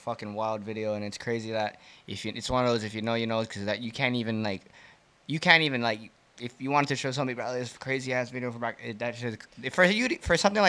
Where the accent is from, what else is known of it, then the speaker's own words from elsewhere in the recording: Big Island, Hawaii, United States; growing up on the Big Island